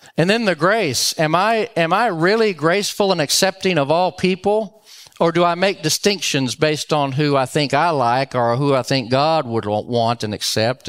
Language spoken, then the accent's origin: English; Dallas, Texas, United States; also born or lived in Louisiana; now in Round Rock, United States; I grew up in Dallas, went to Roger Staubach's last home game